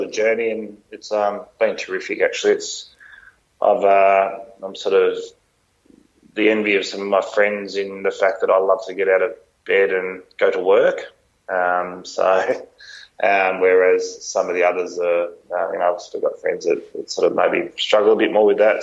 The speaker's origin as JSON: {"language": "English", "area": "Phillip Island", "region": "Victoria", "country": "Australia", "tie": "born or raised there", "also_born_or_lived": "Melbourne", "said": "growing up on Phillip Island and going to high school down there"}